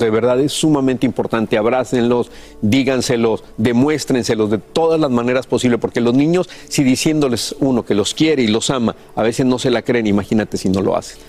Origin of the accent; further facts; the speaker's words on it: Mexico; nosotros crecimos en México, nacimos y crecimos en México